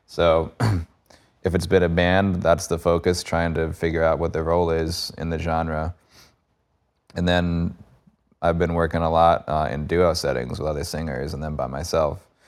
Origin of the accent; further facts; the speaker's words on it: Cold Spring, New York, United States; moved away as an adult; now in Florida, United States; I grew up in Cold Spring.